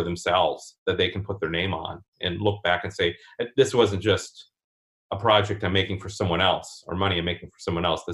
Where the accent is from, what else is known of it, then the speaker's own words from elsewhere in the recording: Hastings, Minnesota, United States; also born or lived in Los Angeles County; now in Los Angeles, United States; my hometown, Spiral Brewery in Hastings, Minnesota